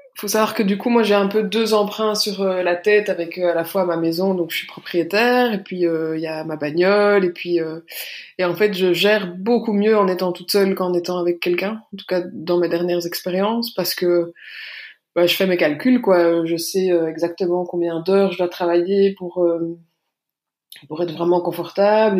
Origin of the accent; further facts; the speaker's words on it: Belgium; j'habite en Belgique, je suis belge.